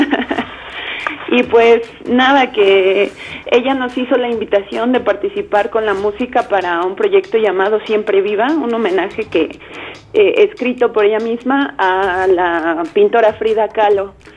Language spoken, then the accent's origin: Spanish; Mexico; como mexicanos